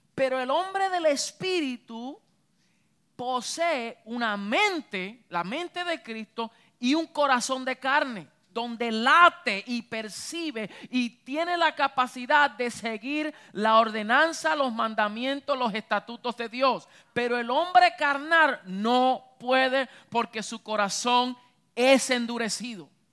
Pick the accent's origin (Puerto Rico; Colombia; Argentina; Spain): Puerto Rico; Yo soy boricua